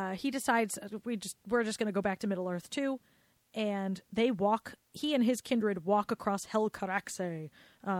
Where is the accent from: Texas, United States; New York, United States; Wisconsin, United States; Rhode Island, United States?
Rhode Island, United States; accent: Rhode Island; my Rhode Island accent